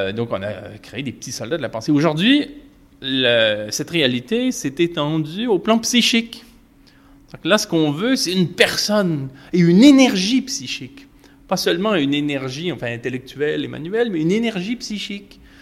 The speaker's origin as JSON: {"language": "French", "region": "Quebec", "country": "Canada", "said": "chez nous au Québec"}